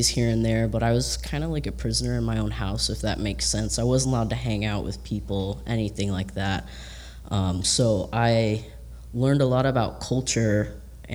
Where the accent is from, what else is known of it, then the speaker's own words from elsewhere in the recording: Georgia, United States; now in Tampa, United States; I'm from Georgia originally